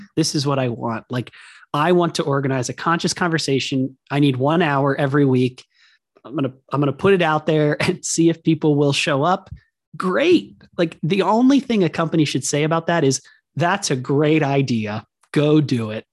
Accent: Hershey, Pennsylvania, United States; our house was on Chocolate Avenue in Hershey, Pennsylvania

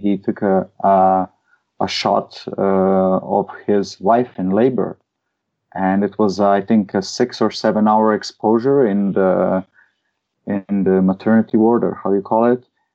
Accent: Slovenia; My hometown used to be a partner of the capital of culture or something like that, which was Maribor, the second biggest city in Slovenia

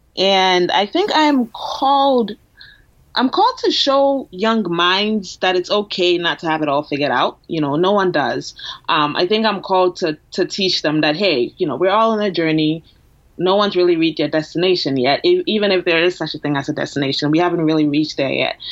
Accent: Ghana; now in Boston, United States; I'm from Ghana. I'm born and raised, so I moved here a while ago.

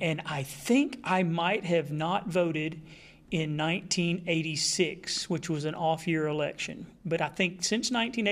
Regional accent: Texas, United States; I'm from Texas

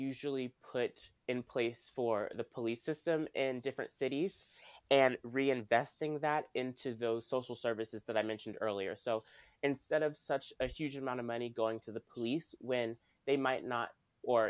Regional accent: Washington, District of Columbia, United States; I'm from Washington, D.C.

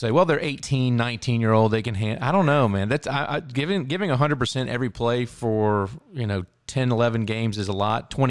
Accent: Tampa, Florida, United States; born there; Yeah, I was born in Tampa, so my dad was uh, military

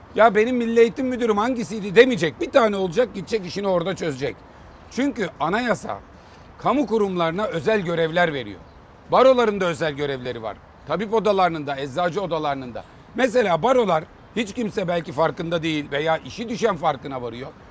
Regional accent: Manisa, Turkey; Manisalıyım ben

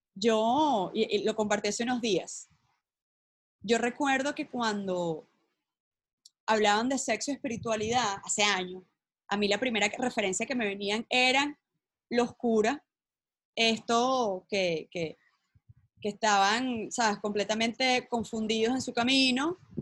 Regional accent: Venezuela; moved away; yo como venezolana, yo voy diciendo por todo el mundo, venezolana, ¿sabes? Criada allá

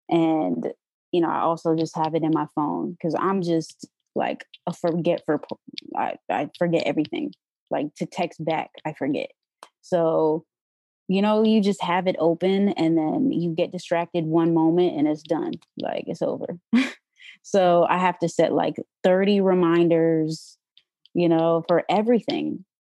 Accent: New York, United States; I came from New York, so I didn't know anybody here.

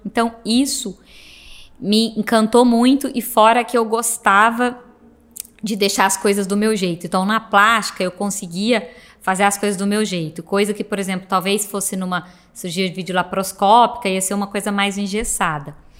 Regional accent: Cássia, Minas Gerais, Brazil; moved away; minha cidade é muito pequena, sou de uma, uma cidade do interior de Minas, chama Santa Rita de Cássia

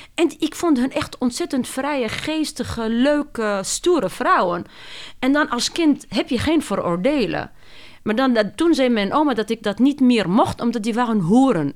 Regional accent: Tunisia; Dutch is a second language; moved away as an adult; also born or lived in France; now in Netherlands; ben ik opgegroeid in Tunesië en niet in Nederland

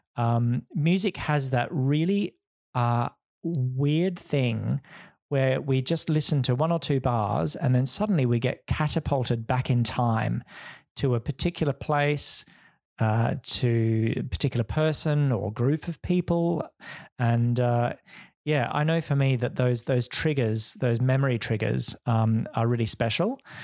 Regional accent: Perth, Western Australia, Australia; moved away as an adult; also born or lived in Wheatbelt, Western Australia / London / Hong Kong; coming back to Perth, um, which is my hometown

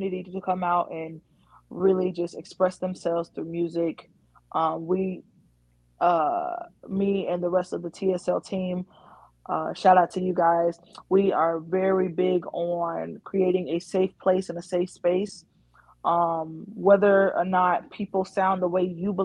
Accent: North Carolina, United States; I'm born and raised in North Carolina.

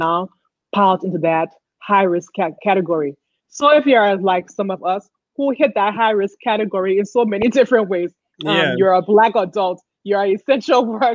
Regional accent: Liberia; moved away; I grew up in Liberia

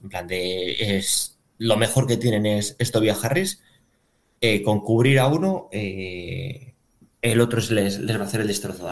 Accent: León, Castile and León, Spain

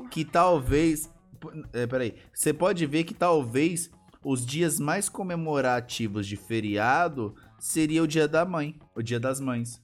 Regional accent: Brazil

